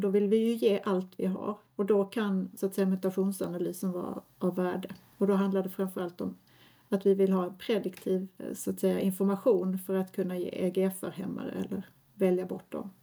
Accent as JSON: {"language": "Swedish", "town": "Lund", "region": "Skåne", "country": "Sweden", "said": "jag är från Lund ursprungligen"}